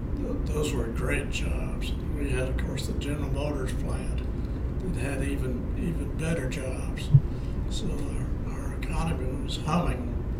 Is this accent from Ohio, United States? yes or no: no; Shreveport, Louisiana, United States; born there; I was born in Shreveport.